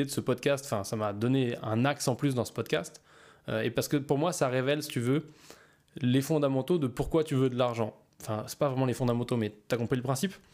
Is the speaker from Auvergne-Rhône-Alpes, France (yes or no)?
yes; Auvergne-Rhône-Alpes, France; je suis simplement euh, entre Lyon et Saint-Étienne, dans ma ville natale où je suis euh, bah, dans le centre caisse de mes parents et où je passe du temps en famille.